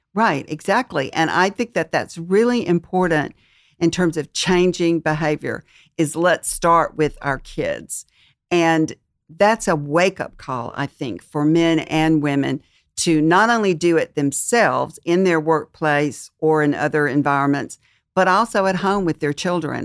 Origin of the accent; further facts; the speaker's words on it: Mississippi, United States; moved away; I'm from Mississippi